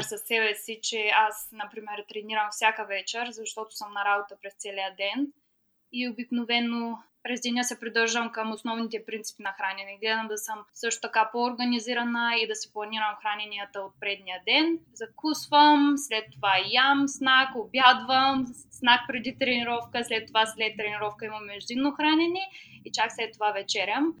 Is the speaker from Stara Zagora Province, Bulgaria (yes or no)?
no; Ruse, Ruse Province, Bulgaria; moved away as an adult; now in Cardiff, United Kingdom; На 24 години съм и съм от град Русе. В момента живея в Карди, което е столицата Уелс.